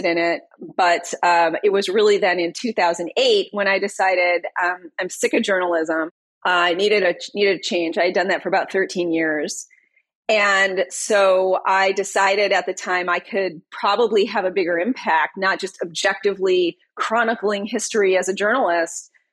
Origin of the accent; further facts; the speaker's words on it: Detroit, Michigan, United States; I'm from Detroit. I was born and raised in Detroit